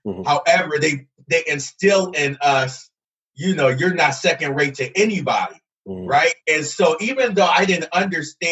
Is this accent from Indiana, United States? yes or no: no; Camden, New Jersey, United States; moved away as an adult; also born or lived in Alabama; now in Idaho, United States; I'm originally from Camden, New Jersey. So I'm away from home